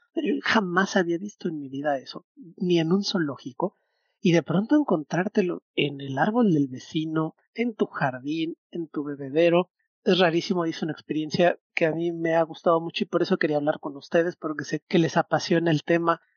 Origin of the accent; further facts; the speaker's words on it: Mexico City, Mexico; now in Mérida, Mexico; Yo crecí en un departamento en Ciudad de México